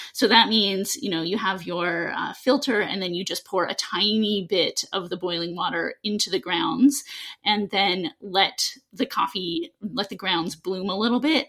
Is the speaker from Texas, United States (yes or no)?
no; Seattle, Washington, United States; I grew up in Seattle